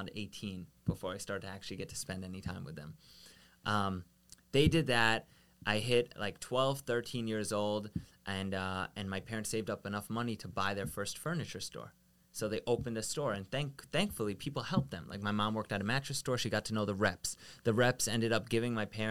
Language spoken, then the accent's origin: English; Long Island, New York, United States; We grew up out east in Long Island where we were the only Israeli people in my entire school district